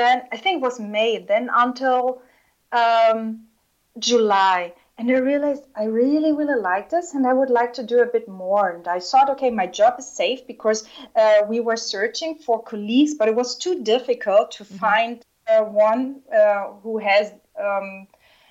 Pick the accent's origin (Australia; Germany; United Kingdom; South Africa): Germany; Southern Germany; moved away as an adult; also born or lived in China / Russia; my hometown in the south of Germany